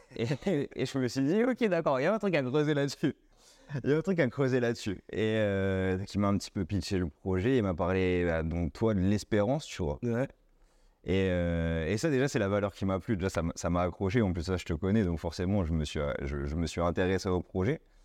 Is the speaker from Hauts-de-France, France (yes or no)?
no; Tours, Centre-Val de Loire, France; je suis né à Tours, j'ai fait un bac ES classique